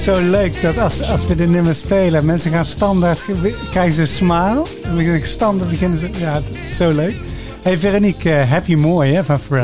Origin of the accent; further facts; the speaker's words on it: Sint-Oedenrode, North Brabant, Netherlands; ik kom hier uit Sint-Tuderode-Rooi